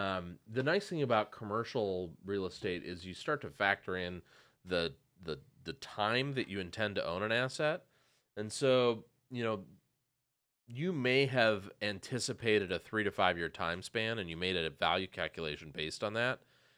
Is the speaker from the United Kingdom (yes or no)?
no; St. Paul, Minnesota, United States; I grew up in St. Paul.